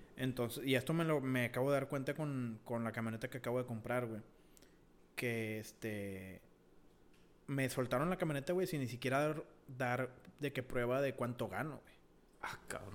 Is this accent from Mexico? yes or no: yes; Mexico; also born or lived in United States (birthplace); now in United States; Sí, soy estadounidense, pues nacido aquí, ¿verdad? Pero mi, mi cultura, güey, mis pensamientos, todo viene, o sea, todo está igual que México